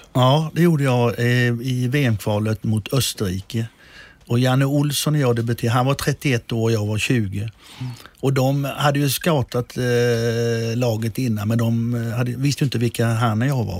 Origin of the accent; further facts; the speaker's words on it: Blomstermåla, Kalmar County, Sweden; moved away as an adult; also born or lived in Berlin; Jag är ju född och uppvuxen i Blomstermåla, ett litet samhälle som ligger mitt emellan Kalmar och Oskarshamn.